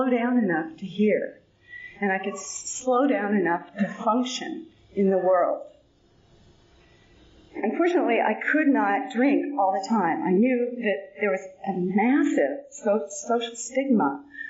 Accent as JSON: {"language": "English", "town": "San Bernardino", "region": "California", "country": "United States", "tie": "born or raised there", "said": "I was born out in San Bernardino"}